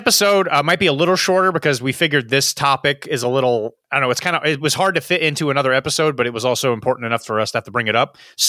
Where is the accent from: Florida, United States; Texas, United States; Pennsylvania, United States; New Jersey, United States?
Florida, United States; Orlando; in the area where I grew up in Orlando, Florida, there is an event called Dogfinity 2024 Gamma and Hooch.